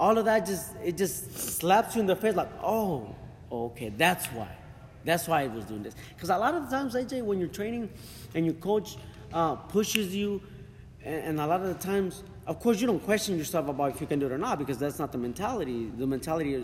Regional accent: Fresno, California, United States; I do have a lot of love also for Fresno, California. That's where I'm from. I was raised in Fresno, California.

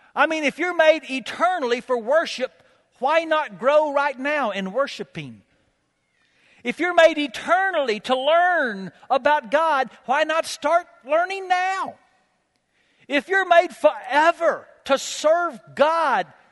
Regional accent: United States; I'm an American

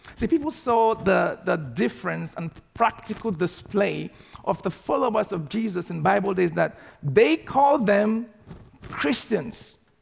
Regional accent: Nigeria; moved away as an adult; also born or lived in Southampton; now in United Kingdom; in the city that I grew up back in Nigeria

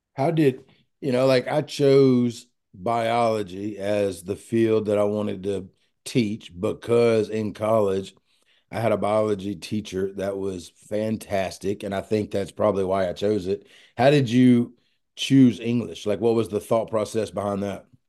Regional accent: Pearl, Mississippi, United States; I'm a boy from Pearl, Mississippi

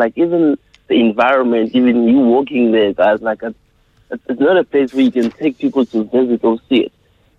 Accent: East Rand, Gauteng, South Africa; I'm from the Eastern.

